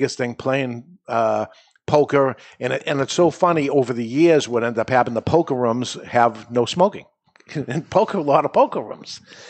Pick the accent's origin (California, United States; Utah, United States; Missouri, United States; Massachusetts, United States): Massachusetts, United States; Everett; I grew up in Everett next near Boston.